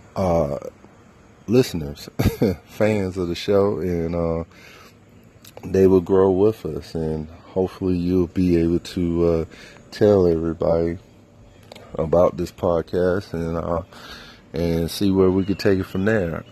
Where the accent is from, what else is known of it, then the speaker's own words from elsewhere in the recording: Fayetteville, North Carolina, United States; I grew up Fayetteville